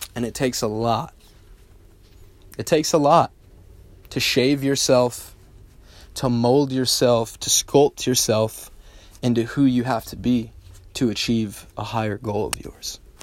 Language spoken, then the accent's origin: English; United States; I'm a American bred, real life entrepreneur.